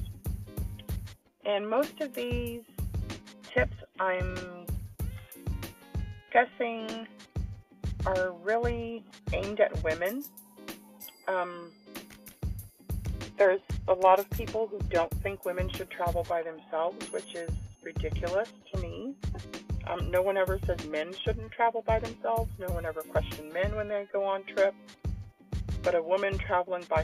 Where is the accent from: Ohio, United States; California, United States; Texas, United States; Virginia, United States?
Texas, United States; San Antonio; my hometown, San Antonio